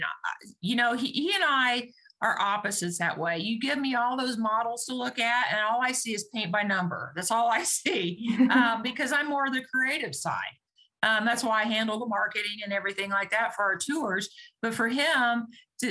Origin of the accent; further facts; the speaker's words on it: Kansas, United States; growing up in Kansas, when the sirens went off, we headed to the basement